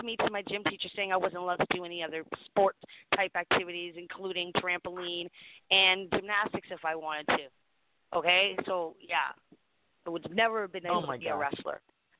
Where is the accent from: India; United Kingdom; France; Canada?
Canada; I'm Canadian